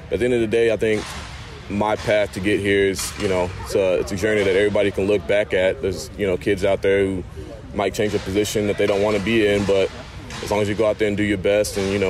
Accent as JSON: {"language": "English", "region": "Texas", "country": "United States", "said": "And you know, I'm coming from Texas, you know, barbecue over there"}